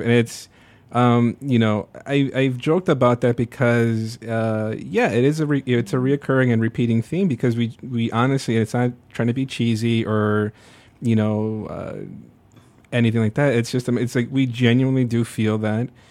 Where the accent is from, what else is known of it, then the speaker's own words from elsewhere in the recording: Burbank, Illinois, United States; also born or lived in Little Village, Chicago; December of ninety-two, we moved out to, to Burbank